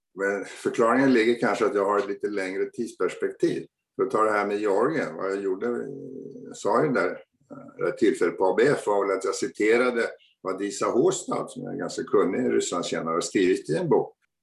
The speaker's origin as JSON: {"language": "Swedish", "country": "Sweden", "said": "Vi fina svenskar"}